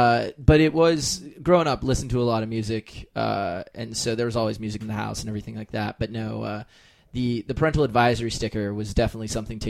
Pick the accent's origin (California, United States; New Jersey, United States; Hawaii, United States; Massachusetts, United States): California, United States; So my dad grew up in England. And then met my mom in England. They moved to the U.S., to Minnesota originally, but I was born in California.